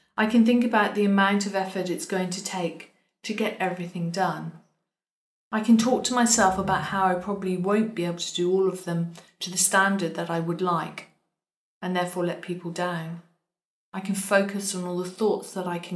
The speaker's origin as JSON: {"language": "English", "country": "United Kingdom", "said": "I was told that I'm so British, which is very true"}